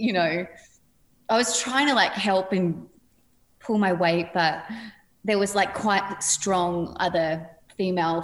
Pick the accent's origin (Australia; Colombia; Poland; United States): Australia; Padstow Heights, New South Wales; I come from Padstow Heights, which is a pretty small place